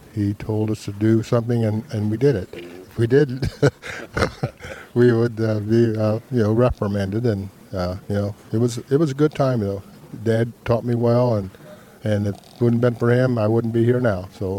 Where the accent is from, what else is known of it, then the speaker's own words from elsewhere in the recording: Fryeburg, Ohio, United States; Fryeburg, Ohio.